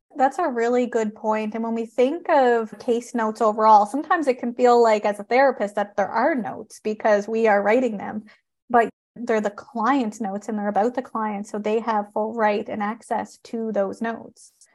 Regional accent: Canada; I am a Canadian social worker

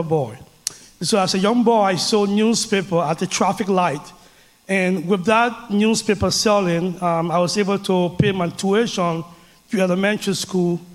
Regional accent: Liberia; now in Denver, United States; I grew up in a small West African country called Liberia.

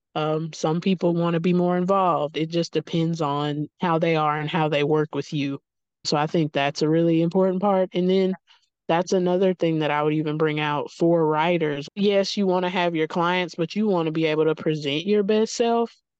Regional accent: Mississippi, United States; I'm not far from Oxford, Mississippi, which is Faulkner City

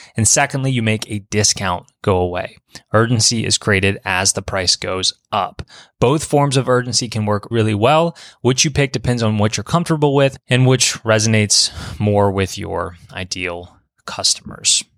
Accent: Baton Rouge, Louisiana, United States; my hometown of Baton Rouge

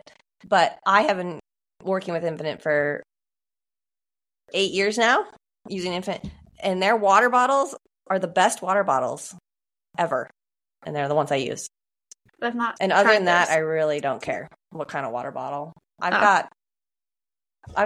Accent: Oregon, United States; I'm also from Oregon

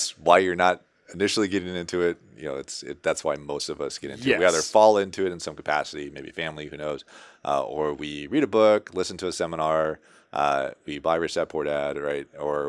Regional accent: Seattle, Washington, United States; I'm from Seattle

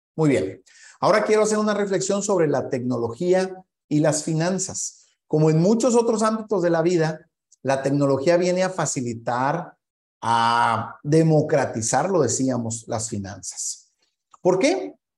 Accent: Mexico; Para quienes somos mexicanos

